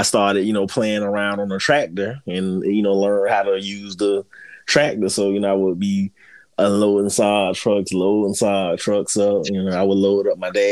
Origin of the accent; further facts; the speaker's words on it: Fort Lauderdale, Florida, United States; I was born and raised in Fort Lauderdale, Florida